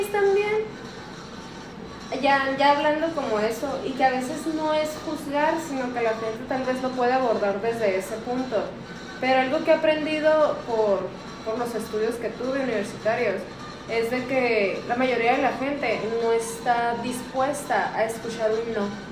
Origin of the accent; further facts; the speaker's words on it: Aguascalientes, Mexico; yo soy de Aguascalientes. Y en Aguascalientes, en los, en los kinder hacían una evaluación psicológica